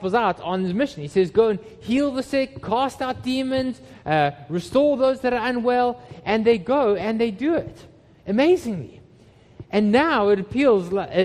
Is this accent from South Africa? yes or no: yes; Johannesburg, Gauteng, South Africa; moved away; When I was a teenager, I grew up in Johannesburg in South Africa